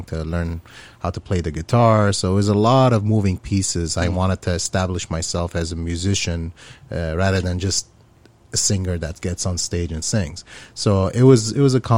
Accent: Aleppo, Aleppo Governorate, Syria; moved away; I grew up in Syria, in Aleppo, Syria.

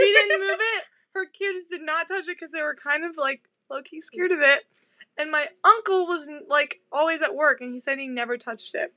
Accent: Eastern Washington, United States; I'm from Eastern Washington

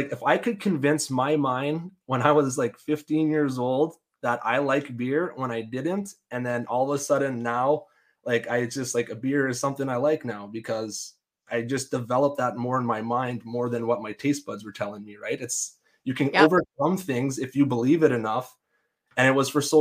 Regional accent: Denzil, Saskatchewan, Canada; I grew up in a small town, very tight knit community. You know people from Devden, you know our town.

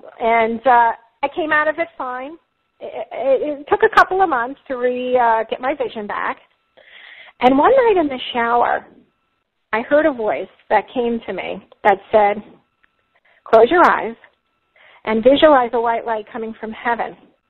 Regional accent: Long Island, New York, United States; now in Florida, United States; I'm from New York, Long Island originally, if you can't already hear my accent

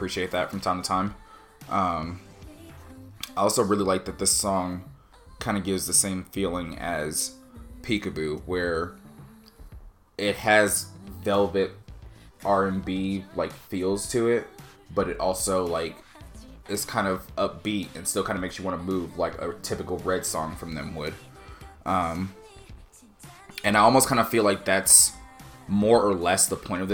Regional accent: United States; as an American

